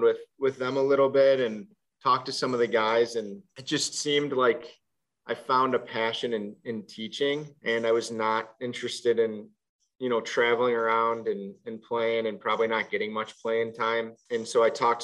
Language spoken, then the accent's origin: English; Orland Park, Illinois, United States; I grew up in the south suburbs of Chicago in Orland Park, Illinois